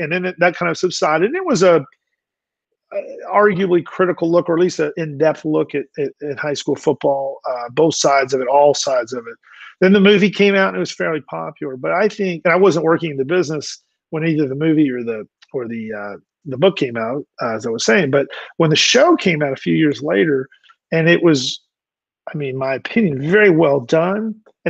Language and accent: English; Dallas, Texas, United States; I was in a college, but I was home in Dallas working at the Galleri